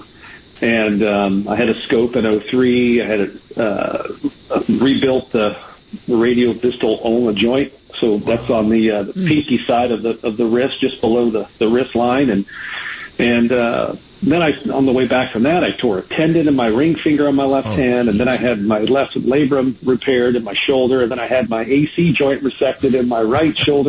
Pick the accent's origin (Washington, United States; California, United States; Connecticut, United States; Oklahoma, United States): California, United States; Southern; now in Flower Mound, United States; I grew up in Southern Cal